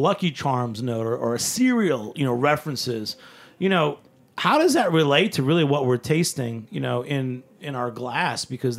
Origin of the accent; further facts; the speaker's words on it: New England, United States; now in New York, United States; I'm from New England.